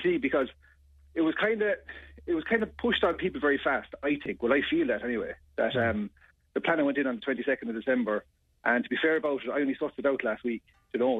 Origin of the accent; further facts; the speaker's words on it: Templemore, Tipperary, Ireland; I was brought up in Templemore